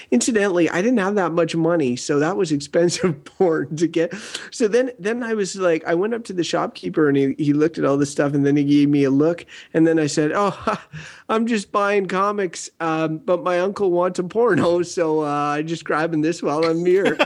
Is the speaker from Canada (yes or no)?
yes; Wakefield, Quebec, Canada; I grew up in Wakefield, small village